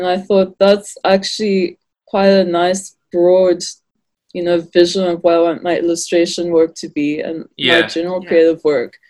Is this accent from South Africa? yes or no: yes; Cape Town, Western Cape, South Africa; also born or lived in Johannesburg; I was born in Joburg and then my parents moved straight to Cape Town